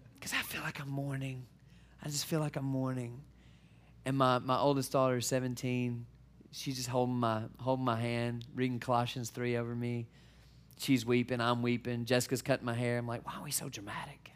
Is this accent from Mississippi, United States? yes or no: yes; Mississippi, United States; moved away as an adult; also born or lived in Detroit, Michigan; I'm originally from Mississippi. And so we took our southern family to Detroit